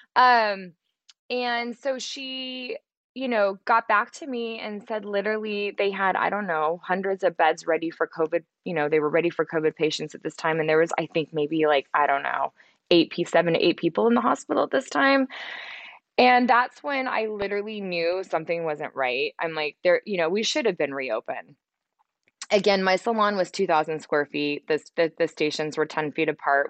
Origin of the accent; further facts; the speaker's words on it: Central Valley, California, United States; also born or lived in San Francisco; I grew up in the Central Valley